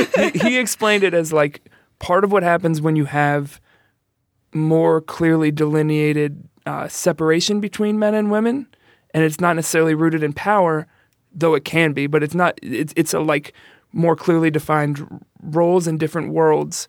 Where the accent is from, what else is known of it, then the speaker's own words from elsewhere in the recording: New York City, New York, United States; now in Chicago, United States; I'm from the Bronx.